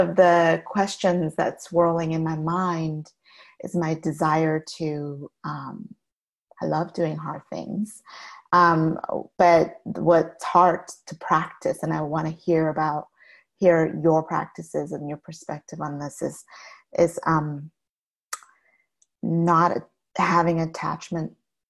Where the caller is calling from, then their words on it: Cedar Park, Texas, United States; Austin, well, Cedar Park, Texas.